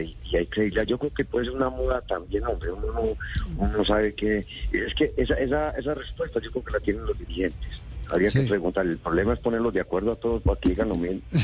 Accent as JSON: {"language": "Spanish", "region": "Antioquia", "country": "Colombia"}